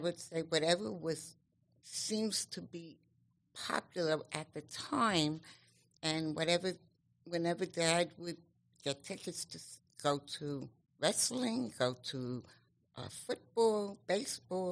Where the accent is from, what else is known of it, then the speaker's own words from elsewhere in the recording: New York City, New York, United States; moved away as an adult; also born or lived in Staten Island; now in Las Vegas, United States; I was born and raised in Brooklyn and raised my children in Staten Island